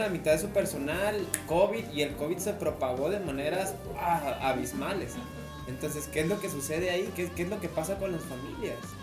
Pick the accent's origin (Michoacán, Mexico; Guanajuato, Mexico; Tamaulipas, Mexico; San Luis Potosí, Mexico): Tamaulipas, Mexico; moved away; yo no soy de La Laguna, yo soy de Tamaulipas